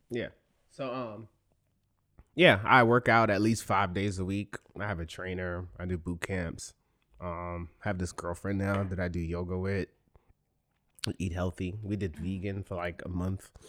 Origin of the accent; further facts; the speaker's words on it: New York City, New York, United States; we're both from the Bronx